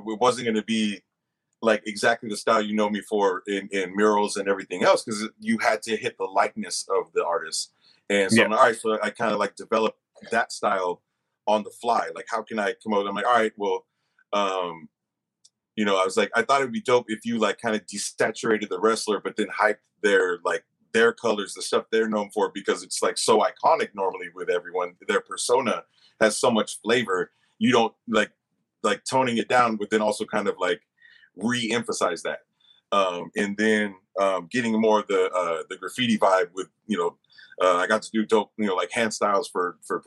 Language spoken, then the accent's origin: English; the Bay Area, California, United States; I'm from the Bay